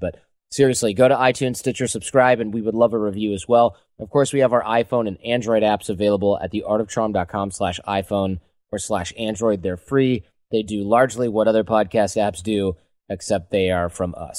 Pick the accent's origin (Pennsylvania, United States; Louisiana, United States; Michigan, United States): Michigan, United States; Detroit; also born or lived in Manhattan, New York; now in San Francisco, United States; I'm in San Francisco. I used to live in Manhattan, but I'm from Detroit